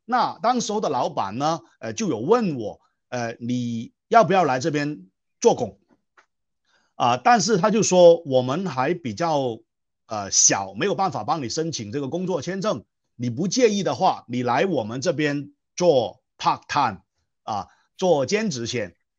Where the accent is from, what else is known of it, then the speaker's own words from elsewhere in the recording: Guangzhou, Guangdong, China; first language Cantonese; Chinese is a second language; moved away as an adult; now in Malaysia; 我的家乡是中国广州了哈。呃，那我是广东人